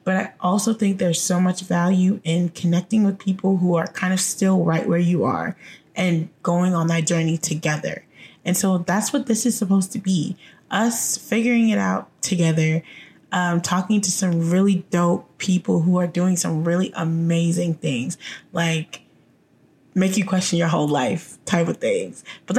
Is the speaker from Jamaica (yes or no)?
yes; Jamaica; born there; Oh, I'm Jamaican by birth.